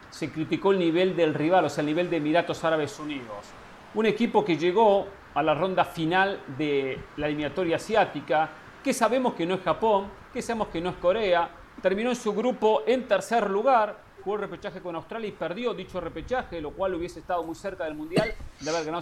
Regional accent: Argentina; Pero los que hablan de Argentina y la colocan como campeón del mundo, como candidato a campeón del mundo, no somos los argentinos, Carolina.

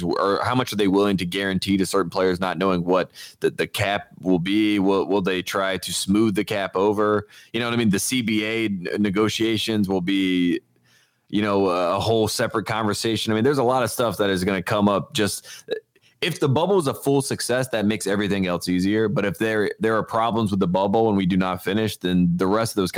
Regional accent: North Carolina, United States; now in Los Angeles, United States; I'm from North Carolina

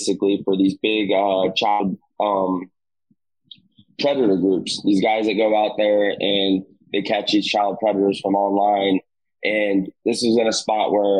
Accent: Southern Illinois, United States; moved away as an adult; now in South Florida, United States; I've just been down there since November of 14. But I'm from Southern Illinois, where I'm actually at right now

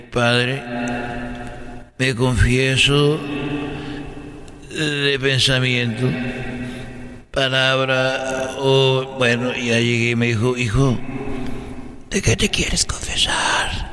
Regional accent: Guadalajara, Jalisco, Mexico; la catedral de, de, de ahí de Huentitán, porque yo soy de Huentitán.

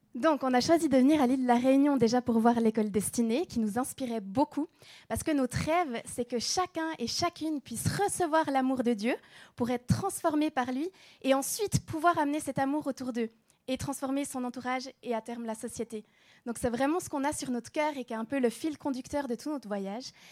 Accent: Switzerland; moved away; on vient de Suisse

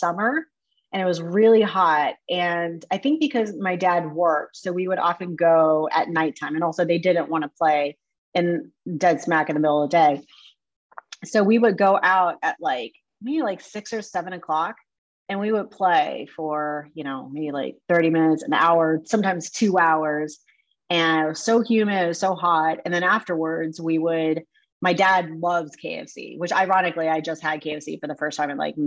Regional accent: Mexico, Missouri, United States; I was born in Mexico, Missouri

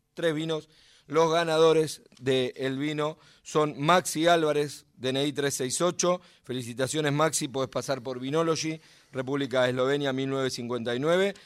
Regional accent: Buenos Aires Province, Argentina; Yo no soy porteño, soy bonaerense

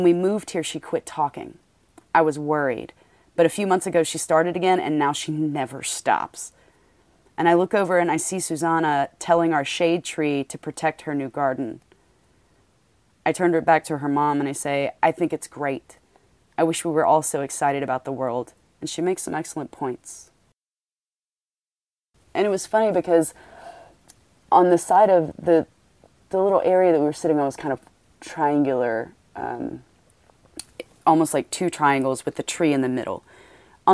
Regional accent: the South, United States; I'm from the South

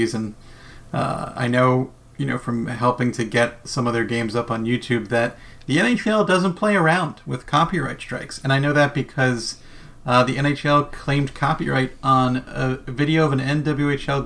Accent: New Jersey, United States; growing up in New Jersey

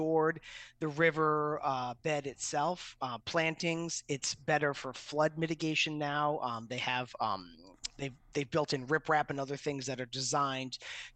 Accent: Yonkers, New York, United States; I grew up in Yonkers, New York, which is the city just north of the Bronx

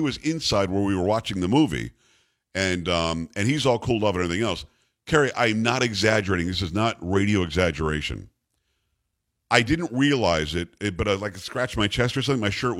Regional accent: Palm Beach County, South Florida, United States; I grew up in South Florida

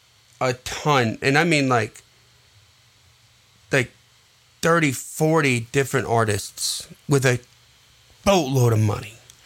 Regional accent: Wisconsin, United States; I'm from Wisconsin and I have never seen cheese like that.

